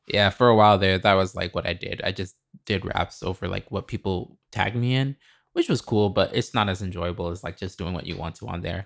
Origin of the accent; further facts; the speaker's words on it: Lincoln, Nebraska, United States; moved away; also born or lived in Chicago; I'm from Lincoln, Nebraska